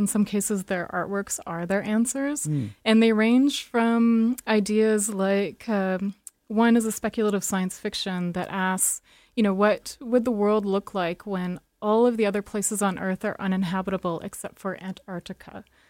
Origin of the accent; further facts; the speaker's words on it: Yukon, Canada; moved away as an adult; also born or lived in Albuquerque, New Mexico, United States; now in Toronto, Canada; I'm actually from the Yukon. I'm a citizen of Carcross Tagish First Nation, and I've been living in New Mexico for the past 7 years in Albuquerque, working in the arts.